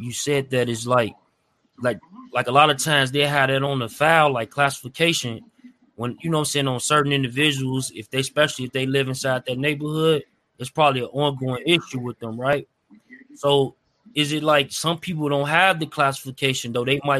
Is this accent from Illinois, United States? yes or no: yes; Chicago, Illinois, United States; I'm from Chicago